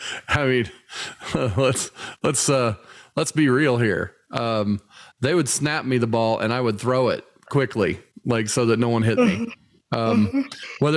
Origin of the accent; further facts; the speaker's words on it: Indianapolis, Indiana, United States; growing up in Indy